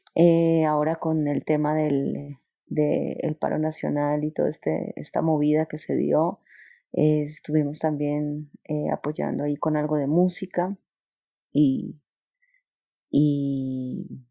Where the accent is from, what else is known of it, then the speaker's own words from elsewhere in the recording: Colombia; now in Mexico; soy colombiana